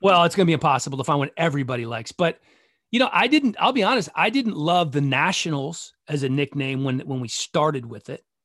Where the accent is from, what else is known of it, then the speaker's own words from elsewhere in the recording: Gaithersburg, Maryland, United States; moved away; also born or lived in Philippines / Honduras / Idaho / Bethesda; I grew up in Gaithersburg